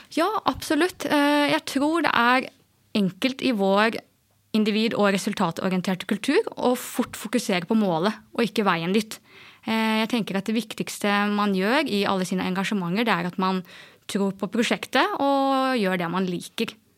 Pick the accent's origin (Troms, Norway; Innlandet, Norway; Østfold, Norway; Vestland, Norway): Østfold, Norway; Askim; Jeg er jo fra Indre Østfold, i eh, Askim